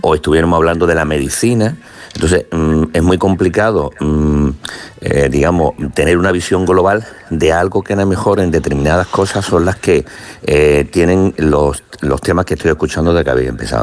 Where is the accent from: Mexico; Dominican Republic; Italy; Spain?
Spain; Málaga, Andalusia; soy de Málaga